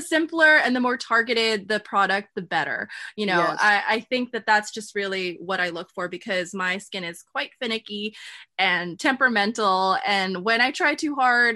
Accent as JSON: {"language": "English", "country": "United States", "said": "I'm Filipino American"}